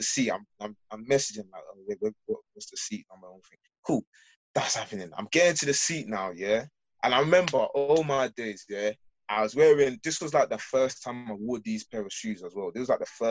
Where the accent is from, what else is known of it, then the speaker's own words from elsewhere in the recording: London, United Kingdom; I'm from London.